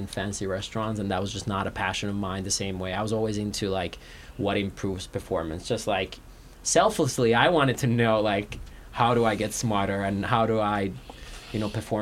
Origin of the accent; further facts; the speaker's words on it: Finland; moved away; I'm from Finland